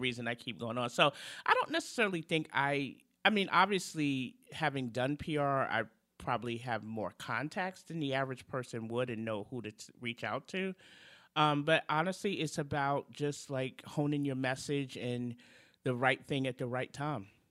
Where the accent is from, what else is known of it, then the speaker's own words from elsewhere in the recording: New York City, New York, United States; moved away; come from Brooklyn, from two of the toughest neighborhoods in Brooklyn, Brownsville and Bedford Stuyvesant